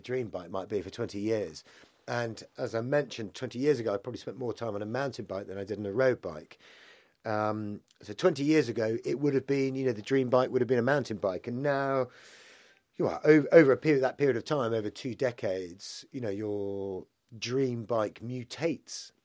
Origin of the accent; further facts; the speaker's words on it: Isle of Man; So I grew up in the Isle of Man, and I grew up in a rural location